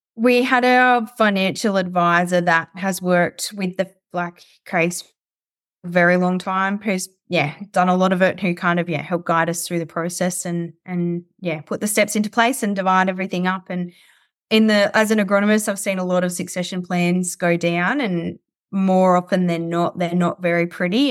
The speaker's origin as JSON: {"language": "English", "town": "Coober Pedy", "region": "South Australia", "country": "Australia", "tie": "born or raised there", "also_born_or_lived": "Clare Valley / Adelaide", "said": "I spent most of my childhood on sheep stations out near Cooper Pedy in South Australia"}